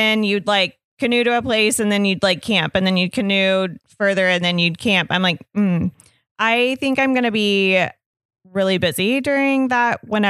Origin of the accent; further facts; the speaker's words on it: Arkansas, United States; I was born and raised in Arkansas.